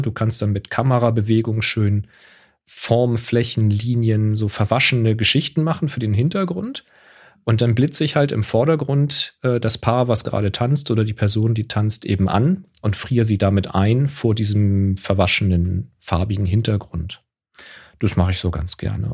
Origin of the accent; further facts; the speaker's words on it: Hamburg, Germany; zu meiner Kindheit in Hamburg